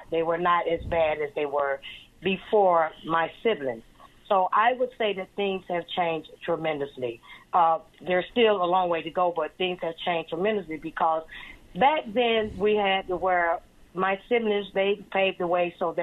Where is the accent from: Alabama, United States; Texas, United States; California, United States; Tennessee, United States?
Alabama, United States; Andalusia; also born or lived in Baltimore, Maryland / Washington, D.C.; now in Eustis, United States; me being born and raised in Alabama